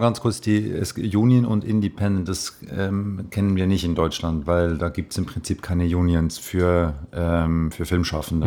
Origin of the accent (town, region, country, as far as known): Switzerland